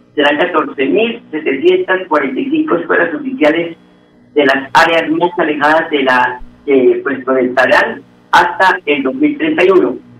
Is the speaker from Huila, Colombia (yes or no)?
yes; Huila, Colombia; moved away; Ese es el himno de nosotros allá en el departamento del Huila